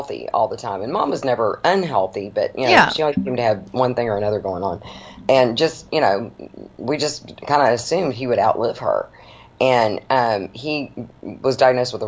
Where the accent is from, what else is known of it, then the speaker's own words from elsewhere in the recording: Dallas, Texas, United States; I was born and raised in Dallas